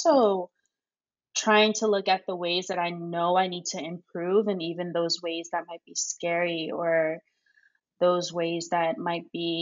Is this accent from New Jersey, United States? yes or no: yes; suburbs of New Jersey, United States; moved away as an adult; also born or lived in Ghana (ancestry); now in New York, United States; I am a Ghanaian American woman who grew up in the suburbs of New Jersey to two immigrant parents. And I moved to New York at the age of 18.